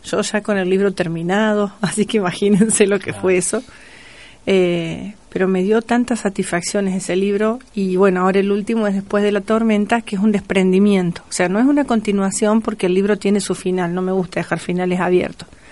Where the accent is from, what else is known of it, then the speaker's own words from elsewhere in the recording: Entre Ríos, Argentina; now in Río Cuarto, Argentina; Siempre digo que soy cordobesa por adopción. Eh, obviamente, no me olvido que soy entrerriana.